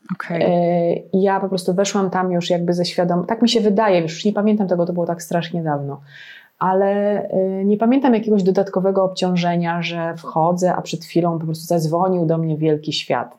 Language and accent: Polish; Legnica, Lower Silesian Voivodeship, Poland; jestem z Legnicy.